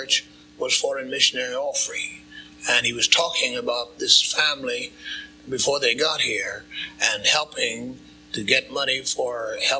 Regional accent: Indianapolis, Indiana, United States; My home is here. Here? In Indianapolis.

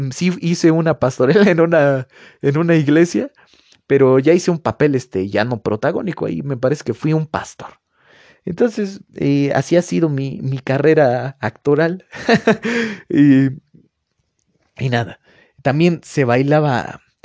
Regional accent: Mexico; yo fui a una, escuela particular aquí en, mi pueblo donde vivo

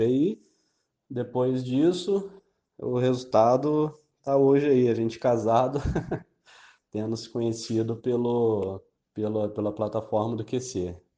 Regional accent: Resende, Rio de Janeiro, Brazil; sou do interior do estado do Rio, cidade de Resende

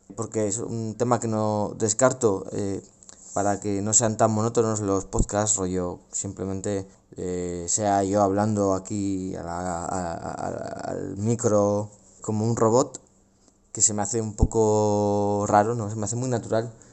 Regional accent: Logroño, La Rioja, Spain; aquí en, en Logroño, en mi ciudad natal

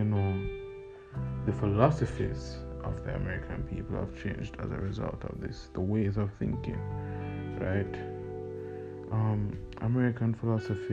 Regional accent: Jamaica; growing up in Jamaica

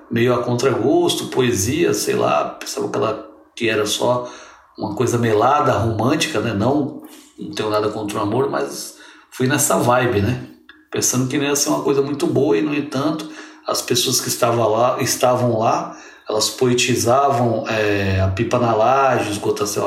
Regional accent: São Vicente, São Paulo, Brazil; sou de São Vicente, como a camarada Elis falou, né?

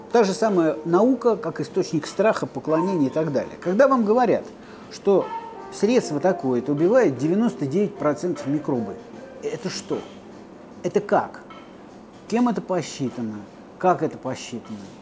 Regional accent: Lipetsk, Lipetsk Oblast, Russia; Я коренной липчанин. Я там родился, я эту липецкую воду, пьюсь с детства

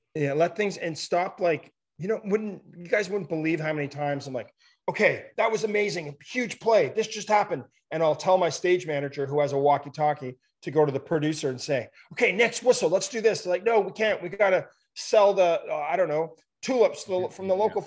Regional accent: Ottawa, Ontario, Canada; now in British Columbia, Canada; I'm from Ottawa. Yeah, I'm in BC now, but um, born and raised in Ottawa.

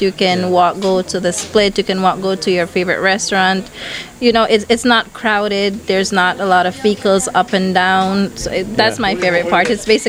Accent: Caye Caulker, Belize District, Belize; I am not originally from Caye Caulker. I am originally from the southern part of Belize. But since I was months old, my mom and my dad literally brought me here, raised me up. I went to primary school here, preschool.

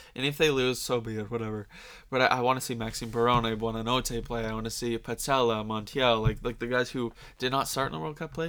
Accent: Canada; we're Canadian

